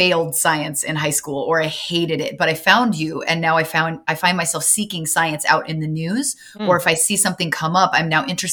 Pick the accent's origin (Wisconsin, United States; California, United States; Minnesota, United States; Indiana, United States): California, United States; Southern; I'm from Southern California